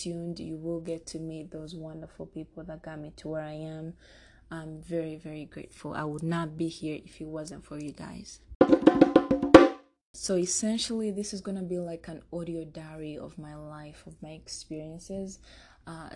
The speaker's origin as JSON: {"language": "English", "country": "Uganda", "tie": "born or raised there", "also_born_or_lived": "Rwanda", "moved": "yes", "lives_now": "Denver, United States", "said": "I'm from Rwanda. I spent most of my childhood in Uganda, and 2020, I'm in the Mile High City, Denver, Colorado"}